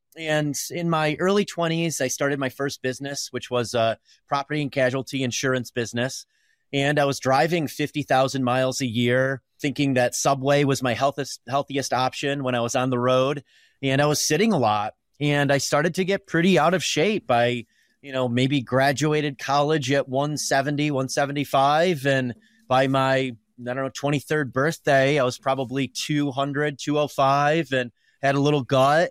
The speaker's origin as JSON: {"language": "English", "town": "Pulaski", "region": "New York", "country": "United States", "tie": "born or raised there", "moved": "yes", "lives_now": "Colorado, United States", "said": "I grew up in a really small town in upstate New York, Pulaski, New York"}